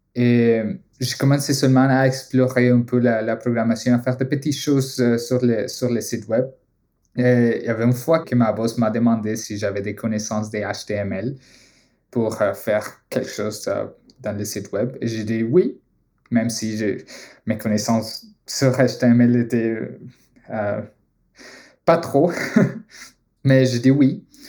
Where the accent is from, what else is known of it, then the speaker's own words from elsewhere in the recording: Colombia; French is a second language; moved away as an adult; also born or lived in United States / Boston; now in Montreal, Canada; je viens de la Colombie